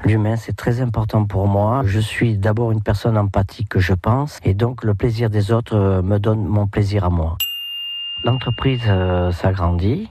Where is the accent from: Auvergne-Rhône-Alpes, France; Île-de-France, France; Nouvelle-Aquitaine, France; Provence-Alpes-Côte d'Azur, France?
Nouvelle-Aquitaine, France; Saint-Sever; Je suis né à Saint-Sevé, élevé en liberté comme les poulets.